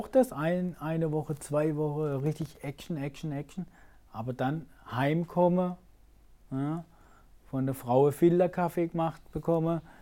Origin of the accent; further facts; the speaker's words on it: Bühl, Baden-Württemberg, Germany; ist meine Heimat. Ja, nicht Karlsruhe, sondern Bühl, Achern.